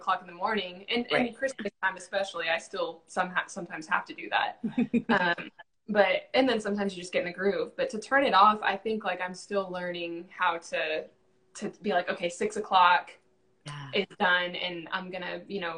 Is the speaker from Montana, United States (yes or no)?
no; San Bernardino Mountains, California, United States; moved away as an adult; now in Central Texas, United States; I was born in California, and I was raised in San Bernardino Mountains, so we grew up with, like, off-roading and camping